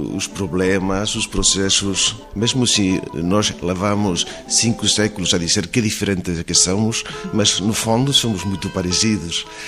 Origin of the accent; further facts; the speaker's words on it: Spain; first language Spanish; Portuguese is a second language; Os espanhóis temos uma língua foneticamente muito simples.